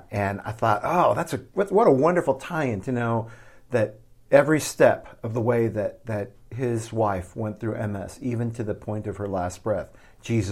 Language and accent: English; Midwest, United States; now in Southwest, United States; as a Midwesterner and now as a Southwesterner